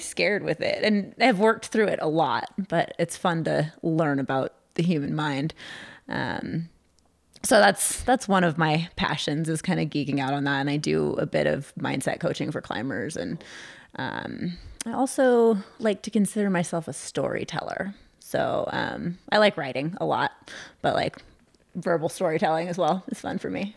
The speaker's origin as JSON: {"language": "English", "region": "California", "country": "United States", "tie": "born or raised there", "moved": "yes", "lives_now": "Lander, United States", "said": "I grew up in California"}